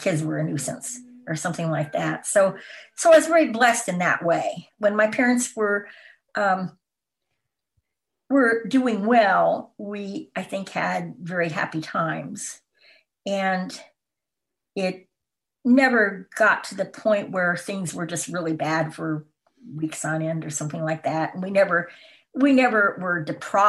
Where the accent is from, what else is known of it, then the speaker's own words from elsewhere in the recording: Tacoma, Washington, United States; moved away as an adult; also born or lived in Mount Holly, New Jersey / California / Idaho / Tennessee; now in Wisconsin, United States; Yes, I'm originally from Washington State. I grew up in Tacoma, Washington